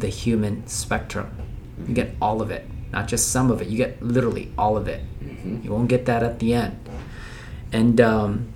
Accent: Philippines; moved away; I'm from Philippines

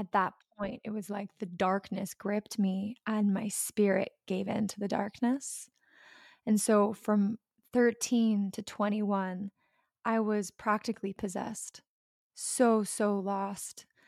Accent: the South, United States; I grew up in the South

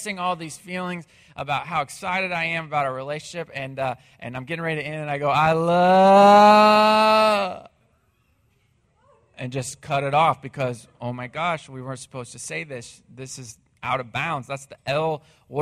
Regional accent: Missouri, United States; moved away as an adult; now in Texas, United States; my hometown in Missouri

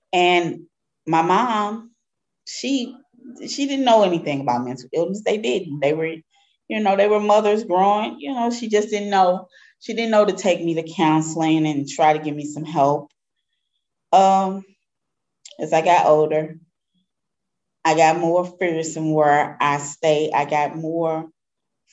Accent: Darst-Webbe Housing Project, 14th and Lafayette, Missouri, United States; I grew up in Doris Webby Housing Project. It's on 14th and Lafayette, near downtown area.

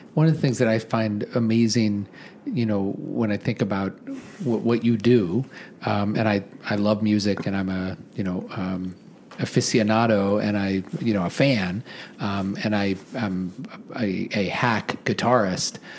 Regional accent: Omaha, Nebraska, United States; I grew up in Omaha in the 1970s

